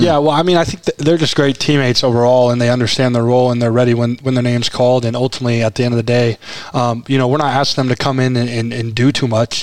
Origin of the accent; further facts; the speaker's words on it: Nebraska, United States; I'm from Nebraska